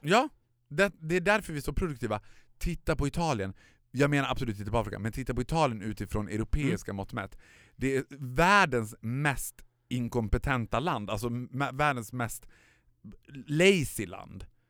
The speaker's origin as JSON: {"language": "Swedish", "town": "Borlänge", "region": "Dalarna County", "country": "Sweden", "tie": "born or raised there", "moved": "yes", "said": "Jag var hemma i Borlänge"}